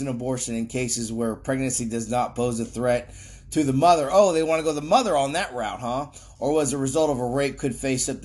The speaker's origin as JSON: {"language": "English", "region": "Florida", "country": "United States", "said": "Florida, my home state"}